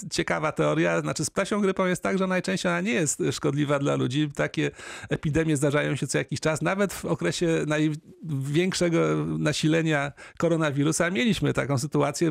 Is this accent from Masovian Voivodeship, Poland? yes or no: no; Opole, Opole Voivodeship, Poland; u nas w Opolu